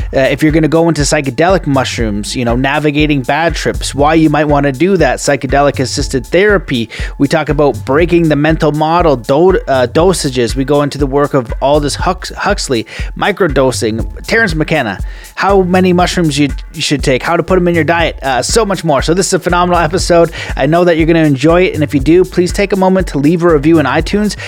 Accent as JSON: {"language": "English", "country": "Canada", "said": "we are Canadian"}